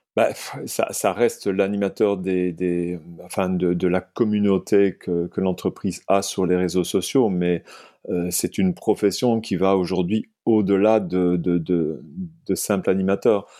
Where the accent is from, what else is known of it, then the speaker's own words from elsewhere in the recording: Liège, Wallonia, Belgium; now in France; je suis liégeois de naissance et français d'adoption.